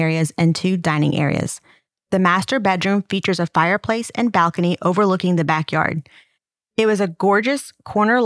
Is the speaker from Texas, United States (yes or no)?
yes; Mesquite, Texas, United States; where I grew up in Mesquite